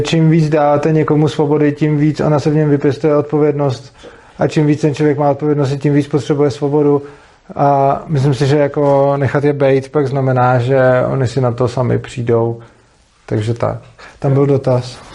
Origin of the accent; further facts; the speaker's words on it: Prague, Czechia; který jsem z Prahy